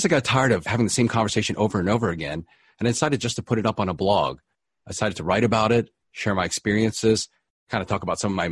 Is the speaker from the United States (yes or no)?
yes; East Coast, United States; moved away as an adult; now in Los Angeles, United States; I'm originally from the East Coast, but I ended up out here following my wife